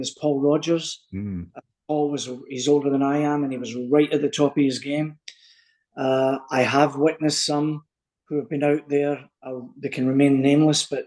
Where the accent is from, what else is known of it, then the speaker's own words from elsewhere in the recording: Coatbridge, Scotland, United Kingdom; moved away; Town I come from, even people from Glasgow never came in to mess with them, because it was off the charts. A wee town called Coatbridge